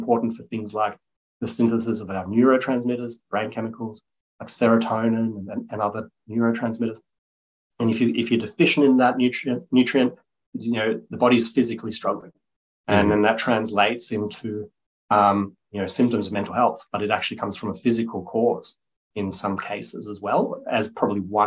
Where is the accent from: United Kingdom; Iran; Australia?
Australia; Byron Bay, New South Wales; also born or lived in Germany; I grew up in the Byron area, so in the north coast of New South Wales. I was born in Germany, so we came to Australia when I was seven